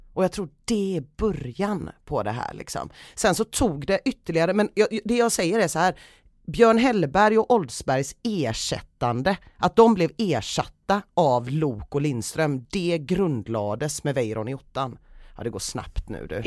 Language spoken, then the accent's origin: Swedish; Gothenburg, Västra Götaland, Sweden; also born or lived in Southeast Asia; I grund och botten ifrån Göteborg, absolut. Eh, bott här hela mitt liv utom några år när mina föräldrar tvingade mig att bo i Sydostasien